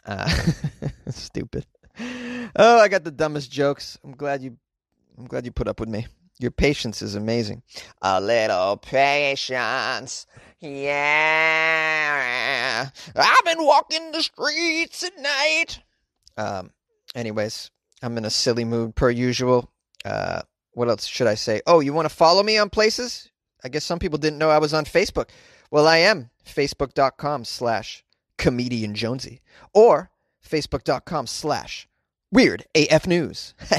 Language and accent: English; United States; I was born in the United States